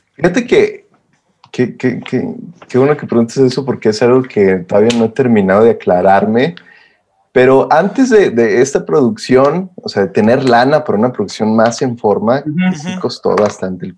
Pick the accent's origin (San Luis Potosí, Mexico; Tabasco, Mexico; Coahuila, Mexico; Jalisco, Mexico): Coahuila, Mexico; Saltillo; Soy el único de mi familia que soy de Saltillo